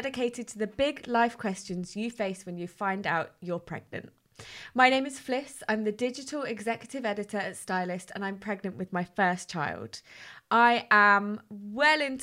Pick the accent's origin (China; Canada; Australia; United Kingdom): United Kingdom; as British people